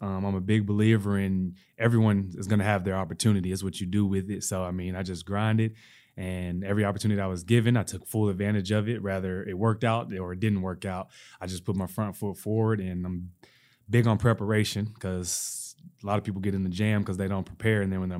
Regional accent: the South, United States; That's right. I'm from the South.

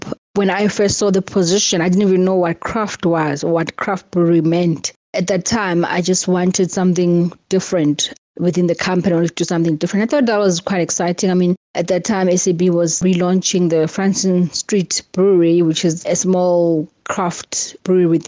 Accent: Eastern Cape, South Africa; growing up in the Eastern Cape

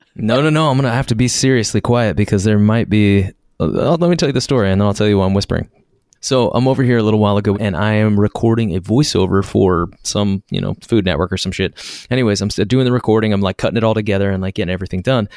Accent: United States; also born or lived in Arkansas; now in New York City, United States; I was raised in Kansas and Arkansas

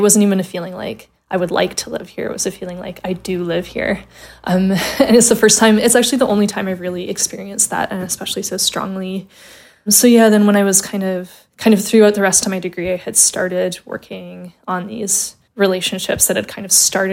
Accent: Calgary, Alberta, Canada; moved away as an adult; now in Glasgow, United Kingdom; I was born and raised in Calgary, Alberta, Canada

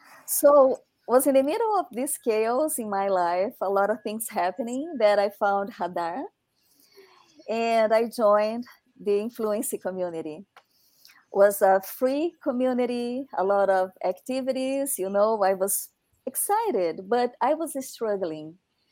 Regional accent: Brazil; English is a second language; now in United States; I'm from Brazil, but I've been living in the United States for 7 years now.

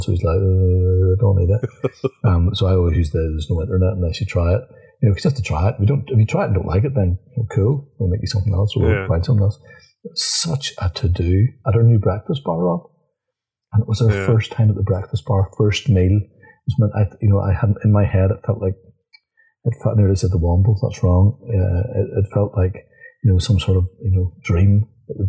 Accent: Northern Ireland, United Kingdom; I'm a Northern Irish.

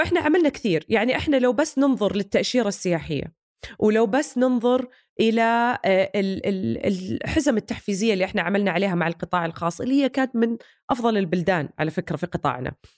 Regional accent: Saudi Arabia; كلنا كسعوديين

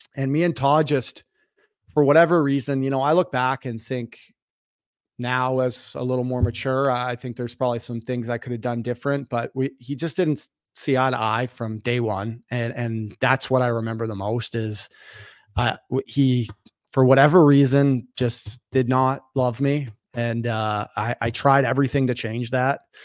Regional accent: Toronto, Ontario, Canada; I grew up in North York in Toronto.

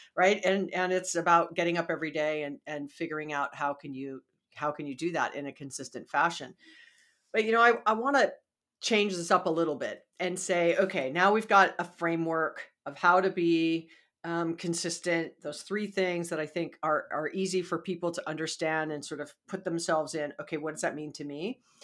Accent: Hawaii, United States; moved away; I'm from Hawaii

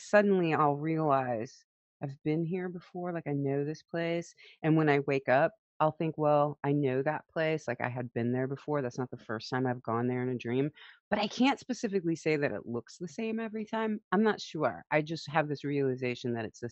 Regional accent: St. Louis, Missouri, United States; I grew up in St. Louis, Missouri, and a little bit rural when I was young, outside of St. Louis, Missouri, south of there.

